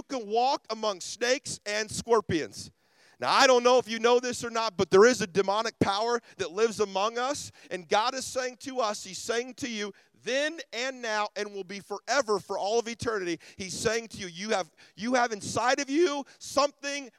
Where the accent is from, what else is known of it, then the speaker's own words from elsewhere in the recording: Ruskin, Florida, United States; I'm from Ruskin, Florida